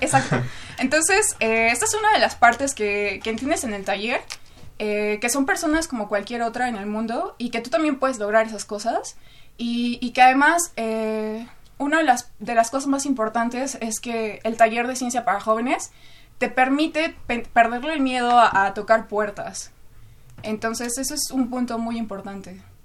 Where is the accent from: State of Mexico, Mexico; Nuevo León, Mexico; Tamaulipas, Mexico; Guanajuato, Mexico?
State of Mexico, Mexico; Chimalhuacán; yo crecí en Chimalhuacán, Estado de México, eh, un lugar sumamente conflictivo